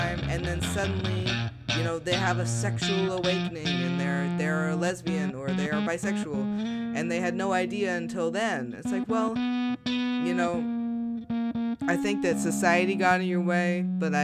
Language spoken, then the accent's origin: English; Midwest, United States; growing up in the Midwest